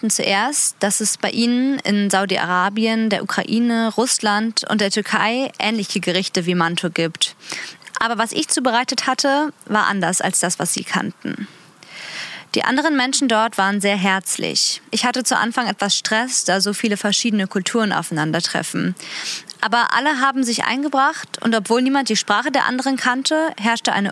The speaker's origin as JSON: {"language": "German", "country": "Afghanistan", "said": "Ich komme zum Beispiel aus Afghanistan und sehe jeden Tag viele Migrantinnen aus anderen Ländern."}